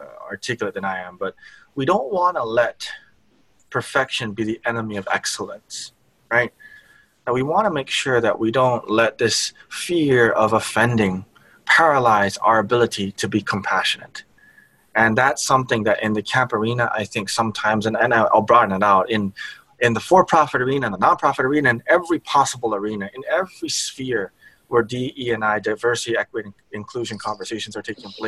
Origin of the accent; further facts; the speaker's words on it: Hawaii, United States; I was from Hawaii